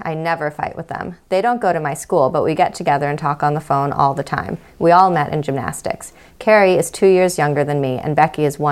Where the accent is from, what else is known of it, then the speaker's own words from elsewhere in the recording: Stanford, California, United States; also born or lived in Rochester, New York; moved to my current location, Stanford, California, when I was 8